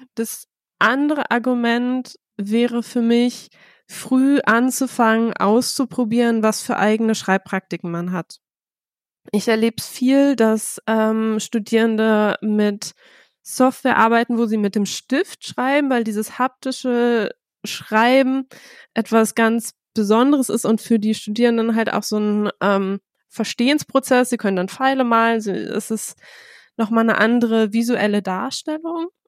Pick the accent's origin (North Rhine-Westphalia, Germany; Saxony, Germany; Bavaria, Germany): North Rhine-Westphalia, Germany; Bielefeld; Ich komme aus Bielefeld, habe da Soziologie studiert